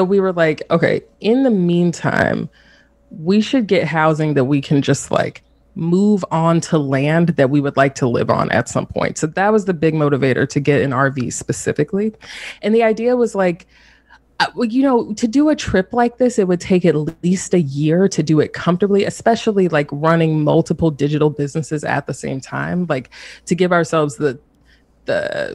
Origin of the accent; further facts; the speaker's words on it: the South, United States; now in North Carolina, United States; So I'm based in North Carolina, and I'm from the South.